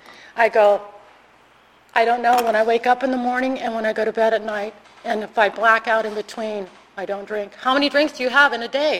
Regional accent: California, United States; moved away as an adult; now in Arizona, United States; I'm originally from California

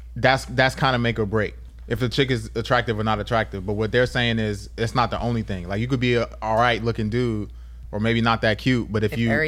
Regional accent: Washington, District of Columbia, United States; now in San Diego, United States; we from DC, right?

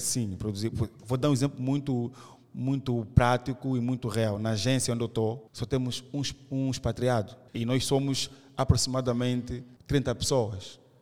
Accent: Angola; nós somos uh, ah, da Angola

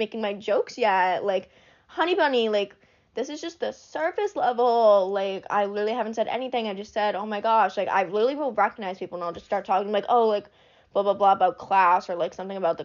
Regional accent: Braintree, Massachusetts, United States; moved away; also born or lived in New Hampshire; I'm from Massachusetts

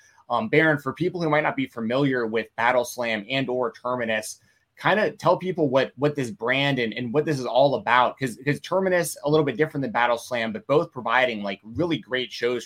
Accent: Atlanta, Georgia, United States; growing up in Atlanta, you know, I listened to him. I listened

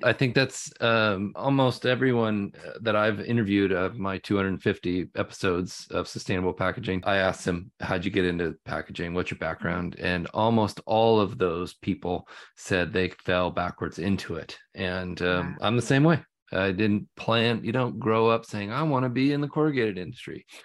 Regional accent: the Northwest, Pacific Northwest, United States; growing up in the Northwest, that's been the key to our living up here

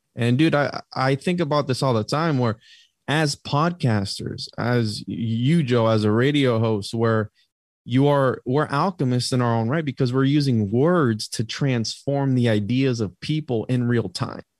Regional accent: Puerto Rico; I'm from Puerto Rico

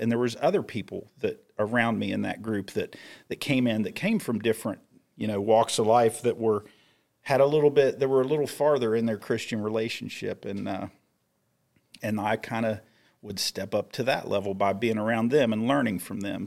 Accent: Grafton, West Virginia, United States; I was in that family circle of my hometown in Little Grafton, West Virginia

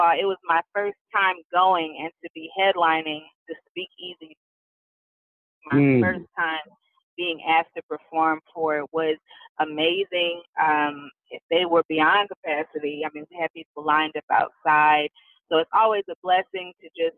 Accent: Pittsburg, California, United States; now in Los Angeles, United States; I'm originally from Pittsburgh, California, which is better known as the Bay Area.

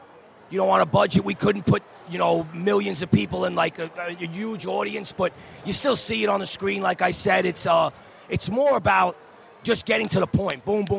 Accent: New York City, New York, United States; Born and bred in Brooklyn, baby.

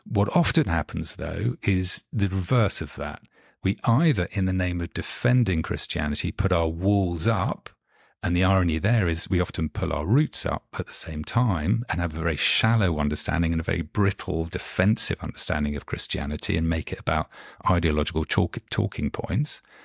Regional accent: London, United Kingdom; London born and bred, not, not American, and grew up, uh, actually, I'm, I'm sitting in London at the moment and grew up just a kind of mile and a half or so from where, where I'm sitting at the moment.

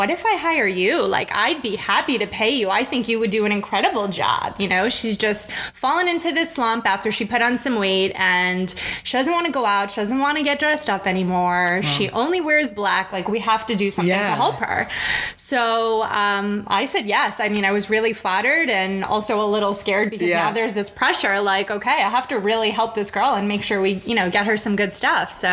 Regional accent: New York City, New York, United States; also born or lived in Manhattan; I was born and raised in Brooklyn

